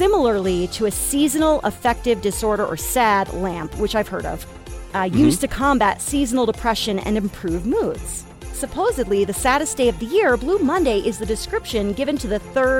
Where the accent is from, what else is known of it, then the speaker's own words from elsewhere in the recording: Northeast, United States; now in Colorado, United States; growing up in the Northeast, there was like never sunlight this time of year.